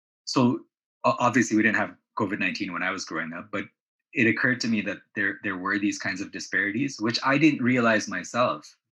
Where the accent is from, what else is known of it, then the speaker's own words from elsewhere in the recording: Canada; also born or lived in Pakistan / Saudi Arabia; So although I was born in Pakistan, my early childhood was spent in Saudi Arabia. And then again, my father wanted to go to Canada.